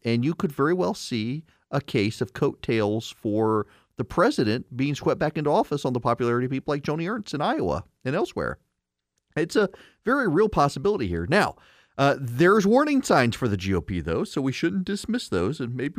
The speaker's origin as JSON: {"language": "English", "region": "Dubai", "country": "United Arab Emirates", "tie": "born or raised there", "lives_now": "United States", "said": "I grew up in the Middle East. I grew up in Dubai. I didn't grow up in this country."}